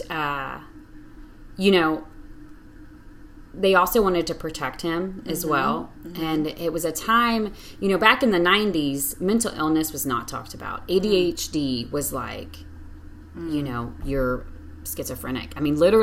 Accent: Lumberton, Texas, United States; now in Austin, United States; I grew up in Lumberton, like you said, as mm-hmm. a pastor's kid.

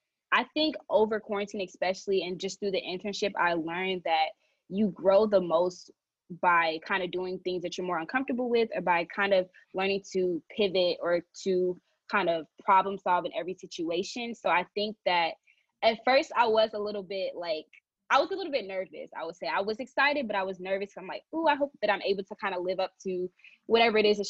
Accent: Nigeria; I'm Nigerian.

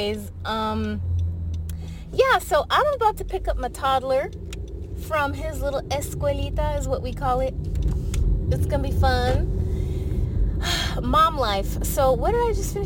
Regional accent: El Paso, Texas, United States; I'm from El Paso, Texas.

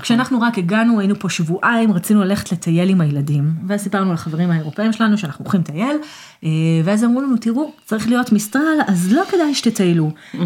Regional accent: Israel; עברית, כי אני ישראלית

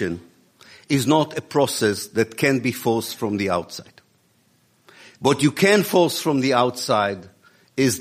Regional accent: Israel; moved away; also born or lived in Exeter, United Kingdom; I was born in Israel in 1954. I'm a product of the Israeli educational system

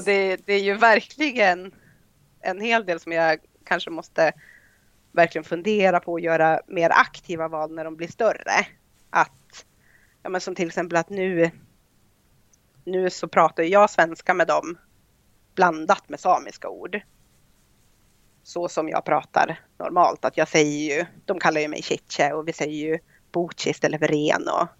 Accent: Idre, Dalarna County, Sweden; moved away as an adult; also born or lived in Germany; now in Ireland; jag kommer från Idre sameby

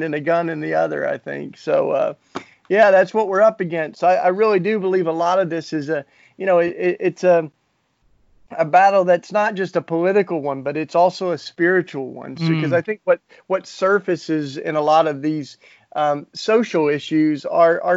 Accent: Tennessee, United States; accent: southern; I grew up in the Bible Belt down in Tennessee

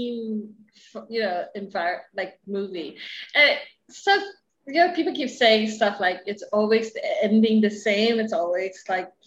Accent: Hawaii, United States; we're from Hawaii

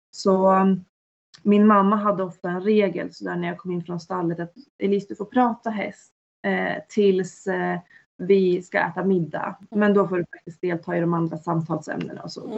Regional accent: Norrland, Sweden; jag är uppväxt i Norrland

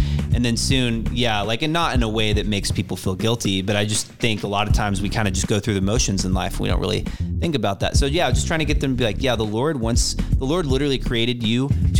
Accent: Round Rock, Texas, United States; So I am from Austin, Texas. Round Rock, Texas specifically. But I say Austin because not many people outside of Texas know, even though it's a big town.

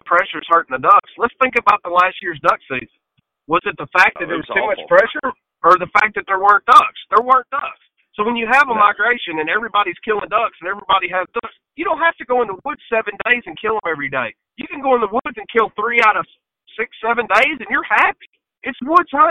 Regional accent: Tennessee, United States; moved away; also born or lived in Mississippi; I'm not from Mississippi. I lived there for a long time, but I'm from Tennessee

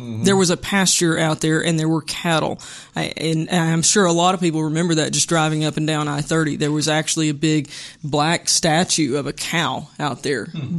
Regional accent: Moro, Arkansas, United States; I grew up in Moro, M-O-R-O

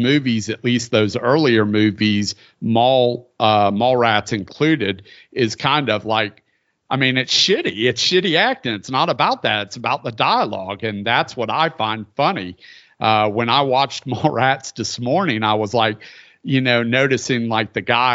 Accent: the Bible Belt, United States; I grew up in the Bible Belt

